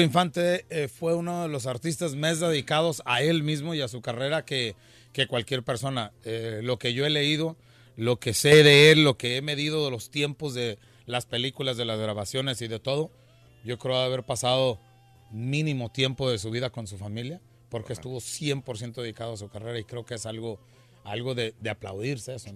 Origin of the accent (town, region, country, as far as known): Mexico